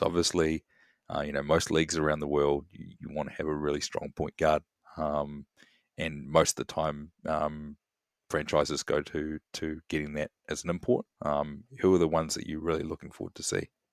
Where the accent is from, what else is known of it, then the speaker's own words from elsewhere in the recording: Wellington, New Zealand; my hometown of Wellington